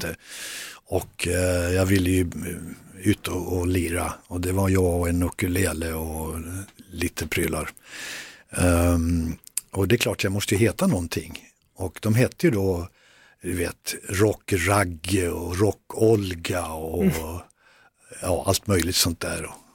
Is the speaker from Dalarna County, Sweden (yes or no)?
yes; Västerdalarna, Dalarna County, Sweden; det var där jag, där jag växte upp